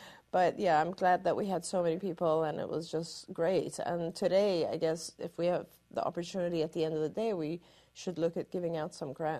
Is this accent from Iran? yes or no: yes; Iran; born there; Even though I was born in Iran, you know, I grew up in a very Western culture